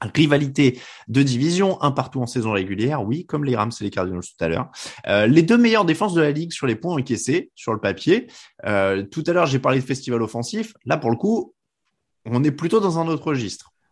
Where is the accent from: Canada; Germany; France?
France; on est français